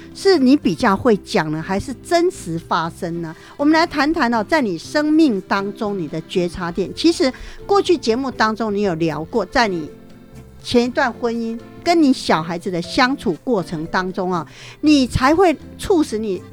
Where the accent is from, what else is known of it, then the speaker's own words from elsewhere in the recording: southern Taiwan, Taiwan; 我们是南部人嘛